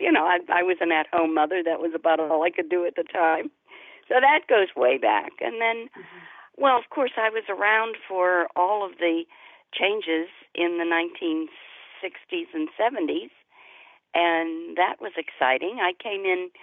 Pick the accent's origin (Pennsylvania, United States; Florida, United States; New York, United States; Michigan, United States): Pennsylvania, United States; Pittsburgh; I grew up in Pittsburgh